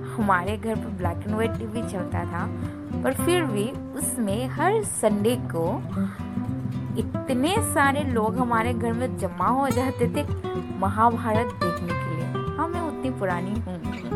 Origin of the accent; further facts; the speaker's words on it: Agartala, Tripura, India; moved away; मैं north east की हूँ और मैं त्रिपुरा से हूँ मेरा होम टाउन अगरतला